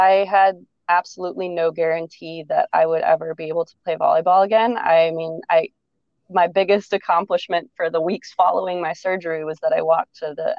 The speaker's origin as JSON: {"language": "English", "area": "outside of Chicago", "region": "Illinois", "country": "United States", "tie": "born or raised there", "also_born_or_lived": "Ohio State University, Ohio", "said": "I grew up outside of Chicago."}